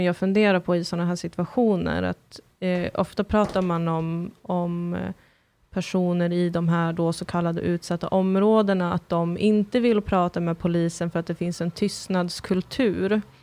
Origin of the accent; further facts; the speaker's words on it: Sweden; also born or lived in Kurdistan; som svensk